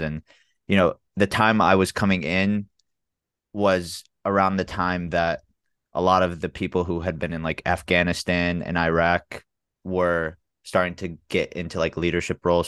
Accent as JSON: {"language": "English", "town": "Memphis", "region": "Tennessee", "country": "United States", "tie": "born or raised there", "also_born_or_lived": "Chicago / San Antonio / Jacksonville, Florida / Birmingham", "said": "I'm from Memphis, Tennessee. Um, I lived in Memphis since I was two. I was born in Chicago bef-, before"}